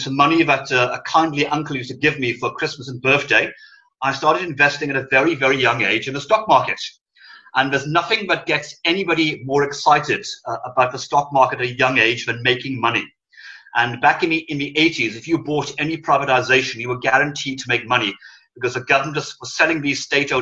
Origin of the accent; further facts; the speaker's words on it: Suffolk, East Anglia, East of England, United Kingdom; accent: Welsh lilt; also born or lived in Wales; if you can hear a lilt in my voice, I'm actually Welsh by birth. So my family are farmers in Wales. They still are. My parents divorced when I was very young, and we relocated to East Anglia